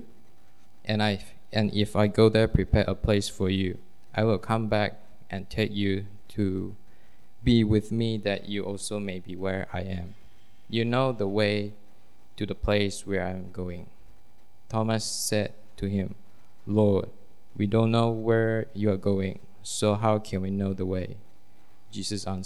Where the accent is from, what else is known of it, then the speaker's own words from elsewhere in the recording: Malaysia; I'm from Malaysia.